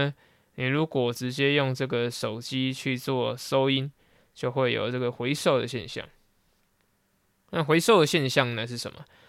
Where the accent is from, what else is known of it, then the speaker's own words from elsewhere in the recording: central and southern Taiwan, Taiwan; 那因为我是中南部的小孩，所以呢，多少还是会一点台语。